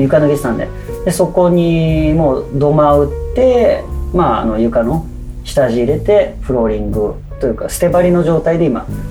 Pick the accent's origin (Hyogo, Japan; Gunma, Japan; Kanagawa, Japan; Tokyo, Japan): Tokyo, Japan; Hachioji; moved away as an adult; now in Zushi, Japan; 僕は元八王子出身